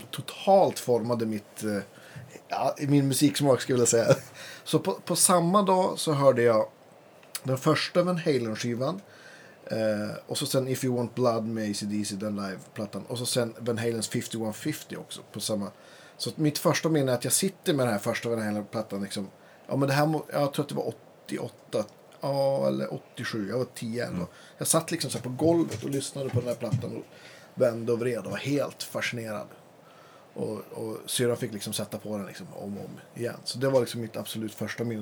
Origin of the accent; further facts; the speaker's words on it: Lilla Gran, Västerbotten County, Sweden; i Vindeln, närmsta tätorten till Lilla Gran där jag kommer från